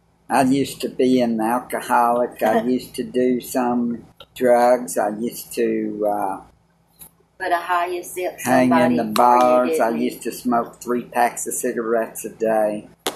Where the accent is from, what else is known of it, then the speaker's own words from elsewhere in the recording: Clarksville, Tennessee, United States; I was raised in Clarksville, Tennessee.